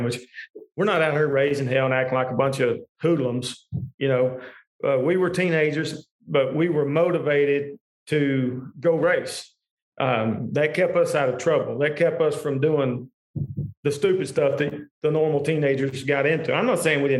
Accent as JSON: {"language": "English", "town": "Tompkinsville", "region": "Kentucky", "country": "United States", "tie": "born or raised there", "moved": "as an adult", "lives_now": "Bowling Green, United States", "said": "I grew up an hour from here. We stress our eyes, I guess, in Monroe County"}